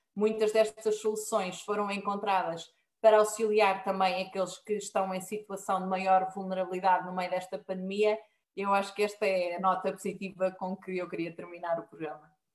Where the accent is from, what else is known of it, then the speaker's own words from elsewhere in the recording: Marinha Grande, Centro, Portugal; eu sou da Marinha Grande